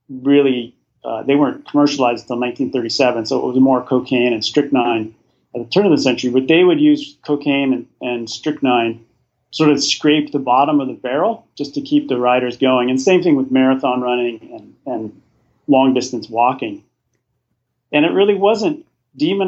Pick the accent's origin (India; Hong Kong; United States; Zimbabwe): United States; as an American